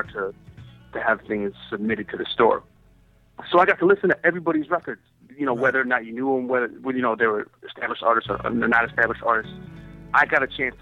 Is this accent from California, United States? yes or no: no; Wisconsin, United States; moved away; also born or lived in New York; I came from Wisconsin, I was a little bit looser about certain things